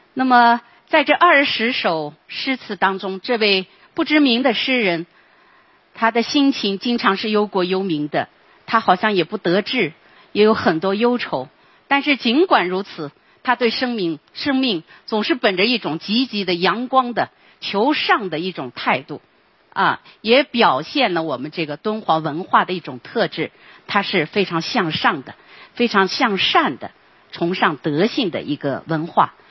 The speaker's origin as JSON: {"language": "Chinese", "town": "Lanzhou", "region": "Gansu", "country": "China", "said": "我们兰州人都在黄河边可以见到"}